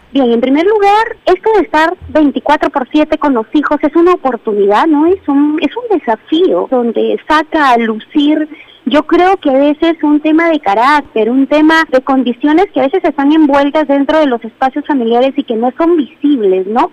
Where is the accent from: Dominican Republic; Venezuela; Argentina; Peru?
Peru; nosotros como peruanos